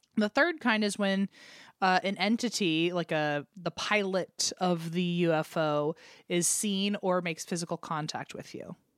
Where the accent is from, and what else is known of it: Richmond, Virginia, United States; born or raised there; moved away